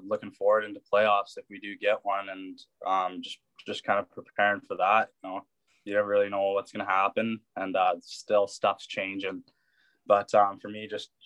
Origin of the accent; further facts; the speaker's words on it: Lethbridge, Alberta, Canada; me and Carl Tedichuk both grew up here